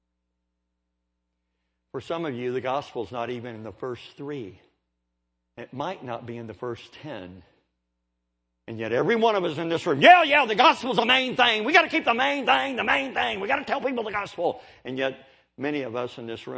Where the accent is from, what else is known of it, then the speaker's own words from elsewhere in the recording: United States; also born or lived in Oklahoma / Kentucky; I'm from Kentucky and Oklahoma. I say it like this.